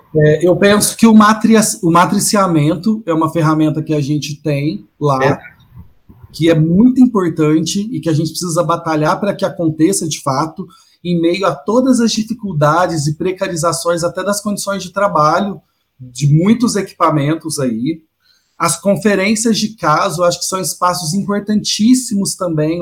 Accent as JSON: {"language": "Portuguese", "region": "Minas Gerais", "country": "Brazil", "moved": "yes", "lives_now": "São Paulo, Brazil", "said": "eu que venho de Minas, né? Não sou de, de São Paulo. Quando eu vim para São Paulo"}